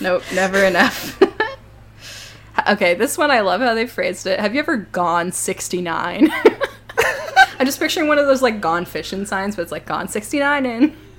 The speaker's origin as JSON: {"language": "English", "town": "Toronto", "region": "Ontario", "country": "Canada", "tie": "born or raised there", "said": "I grew up in Toronto"}